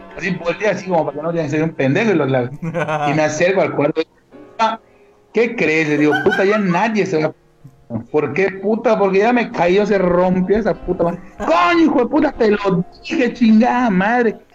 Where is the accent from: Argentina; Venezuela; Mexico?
Mexico; Mérida, Yucatán; una persona como yo que de verdad es orgullosamente yucateco, orgullosamente meridano